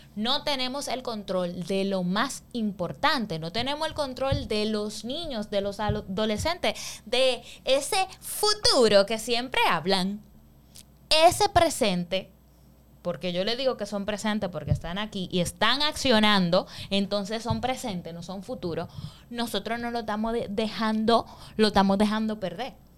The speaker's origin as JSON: {"language": "Spanish", "region": "San Pedro de Macorís", "country": "Dominican Republic", "said": "Nosotros que somos de San Pedro"}